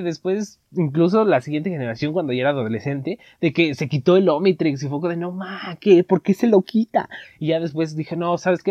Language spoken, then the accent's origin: Spanish; Veracruz, Mexico; accent: costeño; en Veracruz, o sea, que nosotros hablábamos ahí como los costeños